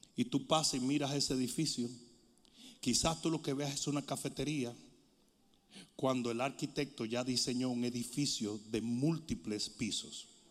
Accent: Dominican Republic; moved away; decían en mi país, buchipluma nomás. Los dominicanos saben lo que estoy hablando

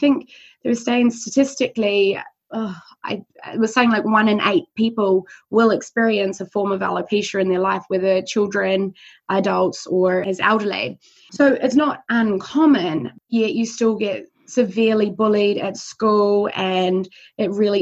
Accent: New Zealand; born or raised there; moved away

